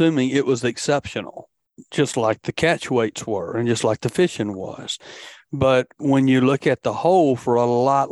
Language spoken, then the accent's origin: English; Demopolis, Alabama, United States; me and Chuck both are West Alabama guys. You know, I grew up in Demopolis